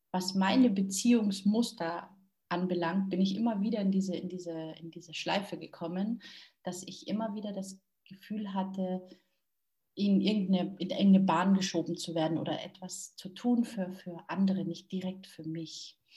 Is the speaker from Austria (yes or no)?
no; Munich, Bavaria, Germany; born there; ähm, ich bin in München geboren